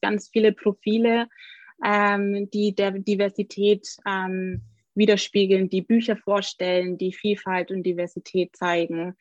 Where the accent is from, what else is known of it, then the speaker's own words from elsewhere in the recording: Augsburg, Bavaria, Germany; ich bin aus Augsburg